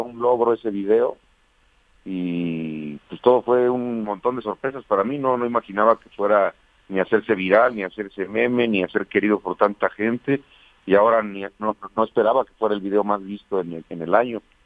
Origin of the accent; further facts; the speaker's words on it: Toluca, State of Mexico, Mexico; moved away as an adult; now in Mexico City, Mexico; Yo nací en Toluca, Estado de México. En Toluca. Y ahí, ahí crecí hasta los 18 años que me vine para la Ciudad de México